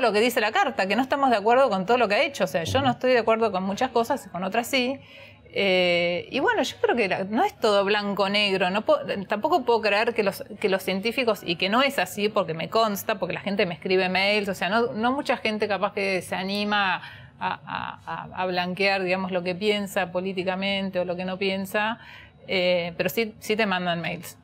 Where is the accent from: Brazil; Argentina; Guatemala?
Argentina; como argentinos